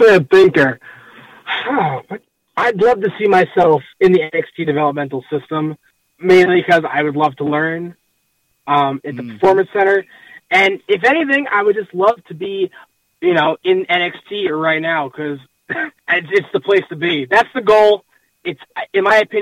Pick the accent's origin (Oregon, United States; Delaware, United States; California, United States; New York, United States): New York, United States; New York City; now in upstate New York, United States; I grew up in Queens, but now I live in upstate New York